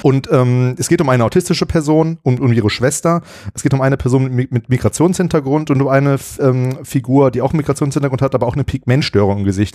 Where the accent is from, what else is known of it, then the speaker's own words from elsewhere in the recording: Bielefeld, North Rhine-Westphalia, Germany; moved away; in meiner alten Heimat äh, in Bielefeld